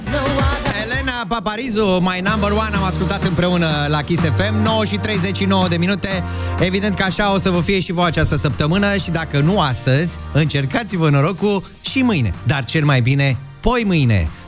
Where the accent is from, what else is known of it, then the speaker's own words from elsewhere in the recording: Bucharest, Romania; Din București.